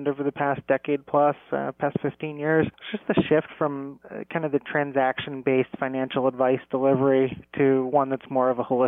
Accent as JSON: {"language": "English", "town": "Ocean City", "region": "New Jersey", "country": "United States", "tie": "born or raised there", "said": "I'm from Ocean City, New Jersey"}